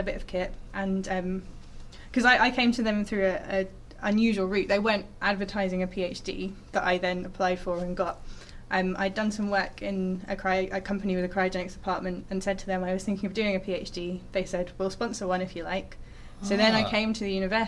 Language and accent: English; Surrey, South East England, United Kingdom; Where I grew up in Surrey